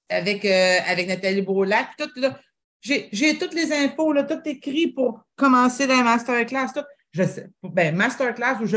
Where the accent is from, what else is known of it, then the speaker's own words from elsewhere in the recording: Drummondville, Quebec, Canada; je viens de Drummondville.